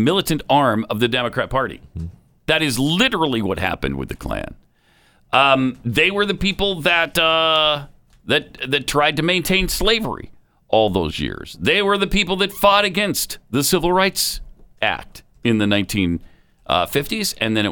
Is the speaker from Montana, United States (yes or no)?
yes; Helena, Montana, United States; the mean streets in my hometown